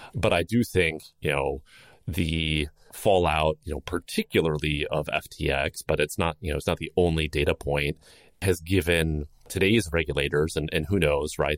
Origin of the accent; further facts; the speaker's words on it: Chicago, Illinois, United States; my hometown of Chicago